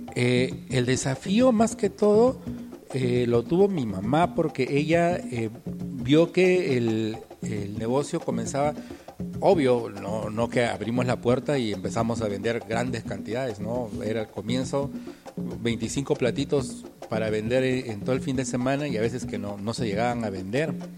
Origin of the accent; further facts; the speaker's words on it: Tacna, Peru; nuestra cultura y todas las cosas de aquí de Tacna